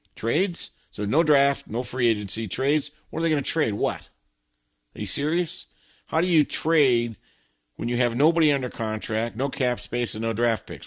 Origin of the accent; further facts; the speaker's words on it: Southern California, United States; I grew up in Southern California.